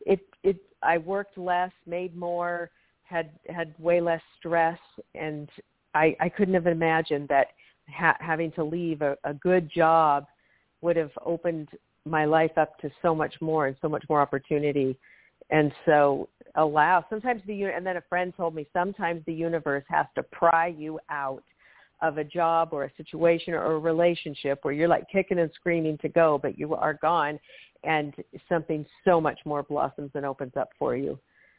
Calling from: Washington, United States; From Washington State. Thank you so much for taking my call.

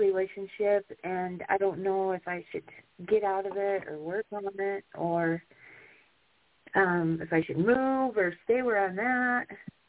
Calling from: Wyoming, United States; I'm calling from Wyoming.

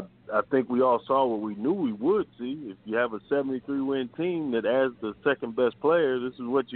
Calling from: Atlanta, Georgia, United States; in Atlanta.

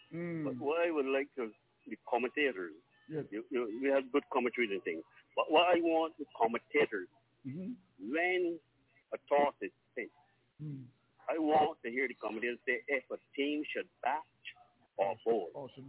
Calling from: Christ Church, Barbados

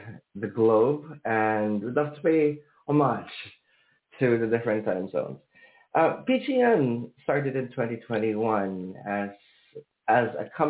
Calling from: Manila, Metro Manila, Philippines; I am calling across the ocean. I'm calling from Manila, Philippines, or in English, the Philippines.

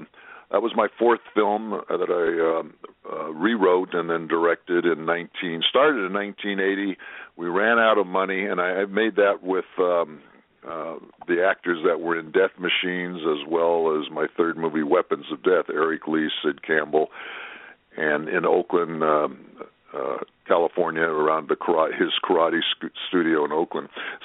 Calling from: Japan; I'm calling in from Japan, you only live twice line, land, I should say, only live twice land.

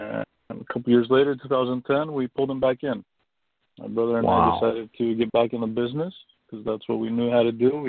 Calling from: California, United States; I'm calling from sunny Southern California.

